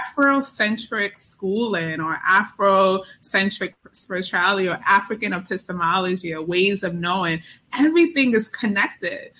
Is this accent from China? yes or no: yes; China; moved away as an adult; now in United States; growing up in Mouse, China